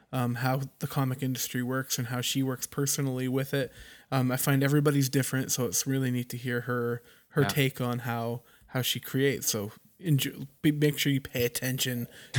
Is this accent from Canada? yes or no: yes; Canada; you probably know I'm Canadian